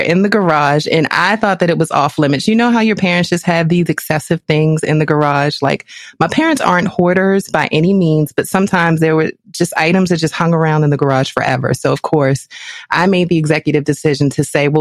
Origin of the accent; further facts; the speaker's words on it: Baltimore, Maryland, United States; I am from Baltimore with love. And as the youngest in the family